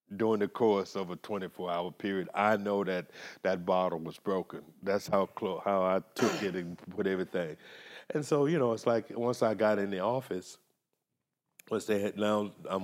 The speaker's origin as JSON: {"language": "English", "town": "Las Vegas", "region": "Nevada", "country": "United States", "said": "I'm from Las Vegas"}